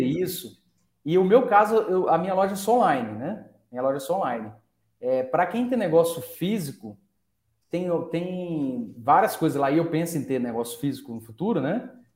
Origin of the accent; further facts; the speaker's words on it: Franca, São Paulo, Brazil; a gente é de Franca, Franca é a, é a terra do calçado